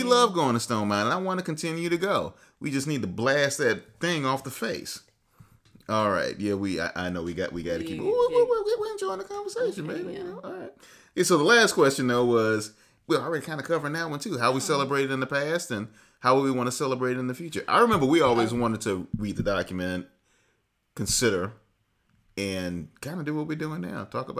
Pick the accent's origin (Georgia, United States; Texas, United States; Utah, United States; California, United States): Georgia, United States; Atlanta; We are from Atlanta. {S1} Uh-huh. {S0} We grew up here.